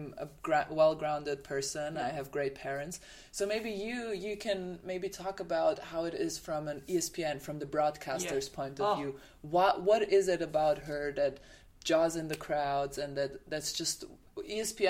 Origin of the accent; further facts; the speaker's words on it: Germany; accent: German; my German accent